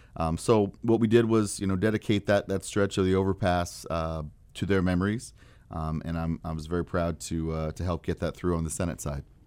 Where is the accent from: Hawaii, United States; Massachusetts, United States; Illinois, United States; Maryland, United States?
Illinois, United States; Ford County; I'm from Ford County